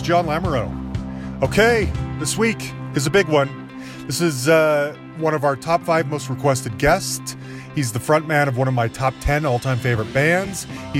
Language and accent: English; Salt Lake City, Utah, United States; now in Denver, United States; I live in Denver, Colorado, but I'm from Salt Lake City.